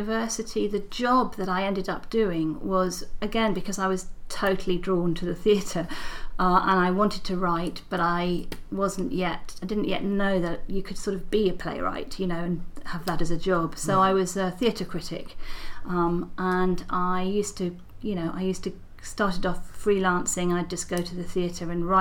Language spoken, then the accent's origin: English; Oxford, South East England, United Kingdom; I was born in Oxford.